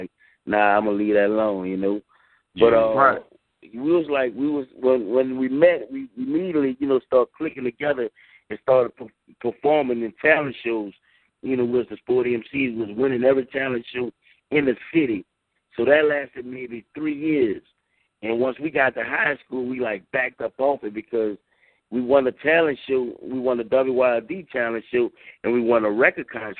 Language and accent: English; New Orleans, Louisiana, United States; We grew up in the Third Ward.